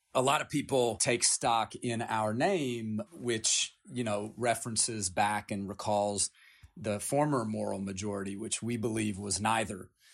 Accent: Appalachia, United States; I grew up in Appalachia. I come from nine generations in Appalachia

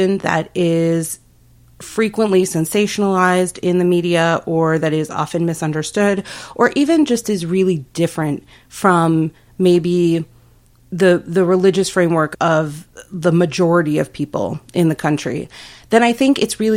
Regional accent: Phoenix, Arizona, United States; I grew up in Phoenix also

